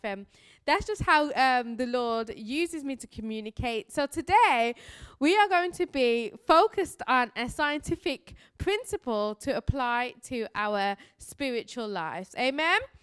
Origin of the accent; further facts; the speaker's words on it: Birmingham, West Midlands, United Kingdom; I am from Birmingham, England. This is my real voice